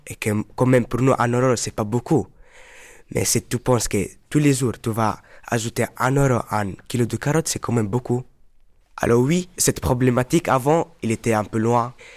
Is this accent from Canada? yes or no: no; Morocco; moved away; Moi, je suis marocain, je viens du Maroc